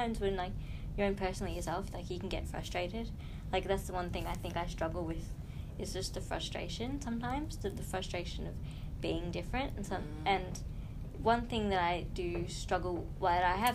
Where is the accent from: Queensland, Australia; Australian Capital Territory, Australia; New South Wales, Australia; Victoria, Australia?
Victoria, Australia; Kinglake; growing up in King Lake